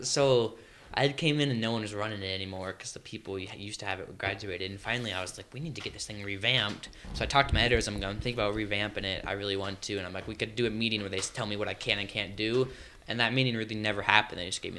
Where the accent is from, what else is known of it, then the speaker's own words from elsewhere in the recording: Bozeman, Montana, United States; I grew up around Bozeman